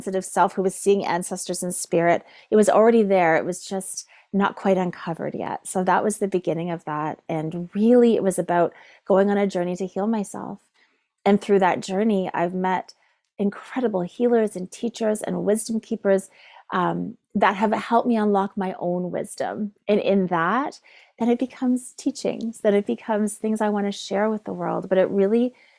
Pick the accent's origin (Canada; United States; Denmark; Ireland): Canada; Neyaashiinigmiing, Ontario; I am from Neshengangaming, which is called Cape Croker